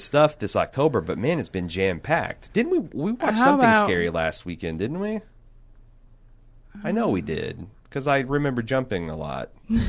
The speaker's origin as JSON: {"language": "English", "region": "the South", "country": "United States", "said": "I'm from the South and I couldn't understand half of what she's saying"}